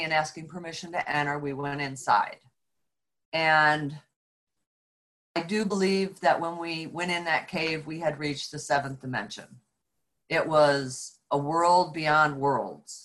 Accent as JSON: {"language": "English", "region": "upstate New York", "country": "United States", "tie": "born or raised there", "said": "we were fortunate to live on a 40-acre farm in upstate New York"}